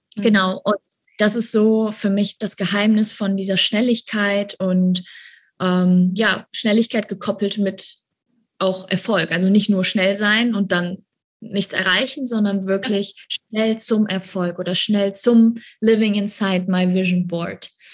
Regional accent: Germany; moved away as an adult; now in Bali, Indonesia; wir sind auch alle Deutsche, also alle sind aus Deutschland hergeflogen

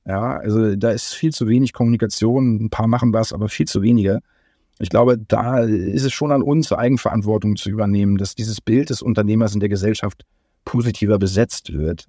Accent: Germany; als Deutsche

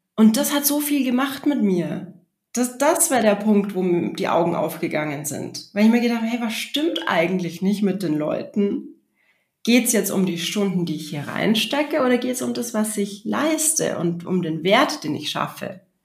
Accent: Regensburg, Bavaria, Germany; im Stadttheater in Regensburg, wo ich aufgewachsen bin

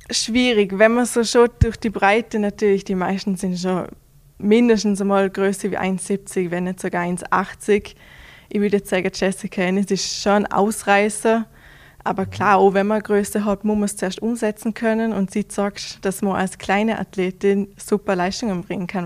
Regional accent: Vorarlberg, Austria; für jeden mehr Mehrkämpfer vor allem ist das ein kleiner Kindheitstraum, aber vor, all, vor allem als Vorarlberger ist das, ja, mhm. unglaublich.

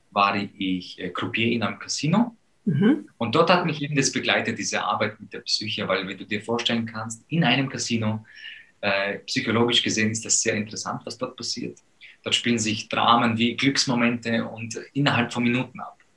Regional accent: Poland; wir sind aufgewachsen in Polen und mein Vater war dort schon Profi von meiner Geburt aus.

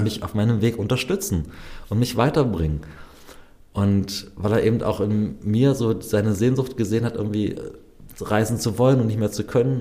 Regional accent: Germany; wo kommst du her? Deutschland

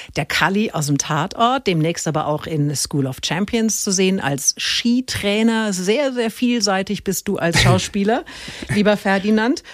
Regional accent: Middle Franconia, Bavaria, Germany; als Mittelfränkin

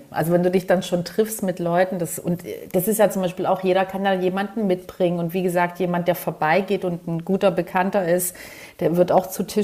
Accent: Southern Germany, Germany; Und ich bin ja in Süddeutschland groß geworden

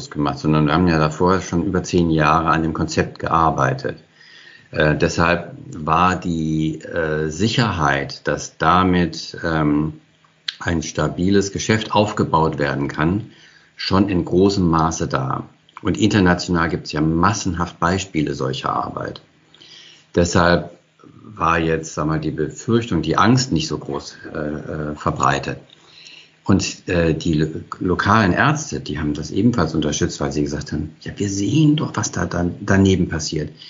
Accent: Hesse, Germany; born there; Als gebürtiger Hesse kannte ich aber nur das Kinzigtal äh, fast von Hessen

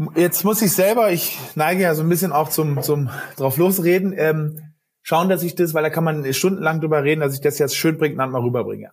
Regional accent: Berlin, Germany; ich bin Berliner

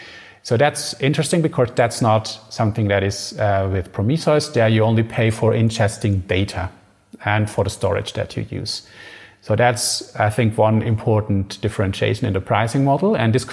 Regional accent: Germany; so we are from Germany, and AMG in Germany is fast cars, basically.

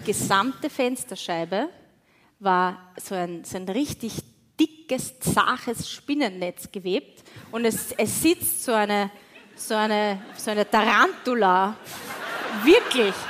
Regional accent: Wiener Neustadt, Lower Austria, Austria; ich komme aus Wiener Neustadt

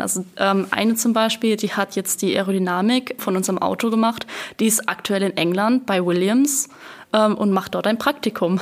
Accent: Rhineland-Palatinate, Germany; ich komme aus der Pfalz, also gerade über den Rhein rüber

